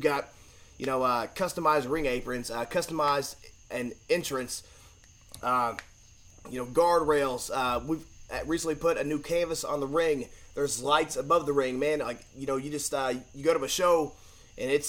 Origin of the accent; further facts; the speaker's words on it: Owensboro, Kentucky, United States; I'm obviously from Owensboro